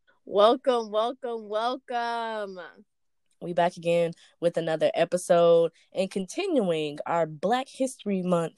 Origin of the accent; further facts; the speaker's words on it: Dallas, Texas, United States; We are from Dallas, Texas